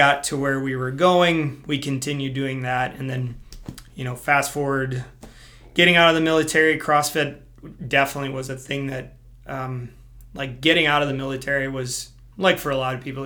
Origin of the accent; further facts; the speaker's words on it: Wisconsin, United States; born and raised in Wisconsin, small little farm community, more or less grew up on a farm